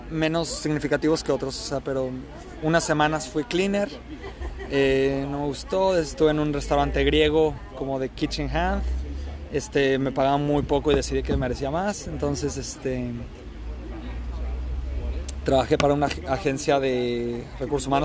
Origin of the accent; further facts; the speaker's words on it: Colombia; now in Melbourne, Australia; Todero, decimos en Colombia.